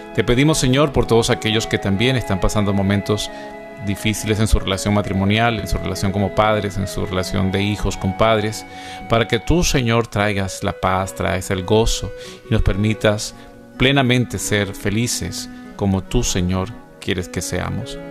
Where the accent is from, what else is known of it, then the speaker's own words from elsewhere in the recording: Venezuela; en mi país, Venezuela